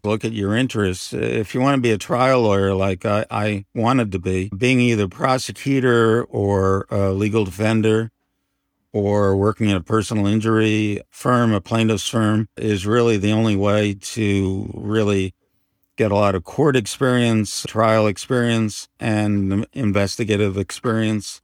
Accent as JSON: {"language": "English", "town": "Pelham", "region": "New York", "country": "United States", "tie": "born or raised there", "also_born_or_lived": "Bronx, New York", "said": "I was born in the, uh, Bronx, New York, and grew up primarily and went to high school in Pelham, New York"}